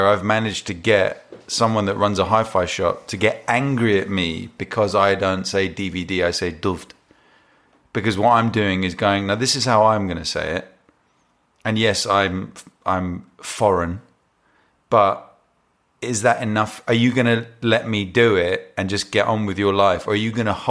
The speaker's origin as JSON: {"language": "English", "region": "London", "country": "United Kingdom", "tie": "born or raised there", "first_language": "English", "said": "even though English is my first language, I was born here."}